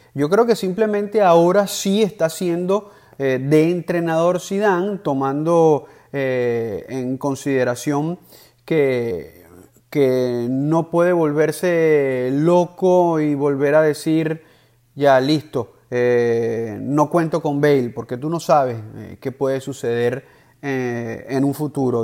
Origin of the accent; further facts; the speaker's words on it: Venezuela; Yo como venezolano